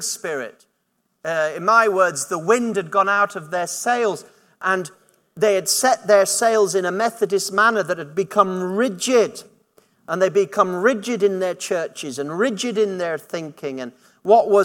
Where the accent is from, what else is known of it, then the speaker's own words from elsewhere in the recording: Yorkshire and the Humber, United Kingdom; moved away as an adult; also born or lived in Durham; now in Buckinghamshire, United Kingdom; I was brought up in Yorkshire, I went to university in Durham